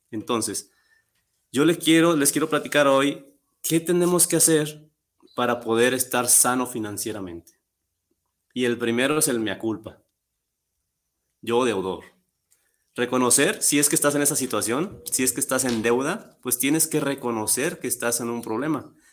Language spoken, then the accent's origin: Spanish; Guadalajara, Jalisco, Mexico; soy de aquí de Guadalajara, soy deportista desde los siete años